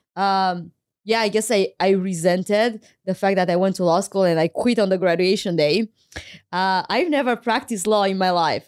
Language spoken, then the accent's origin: English; Craiova, Dolj, Romania; moved away as an adult; I went to law school in my hometown, Craiova